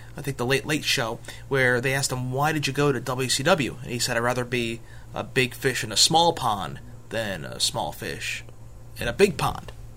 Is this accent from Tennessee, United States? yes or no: no; New York City, New York, United States; my hometown, New York City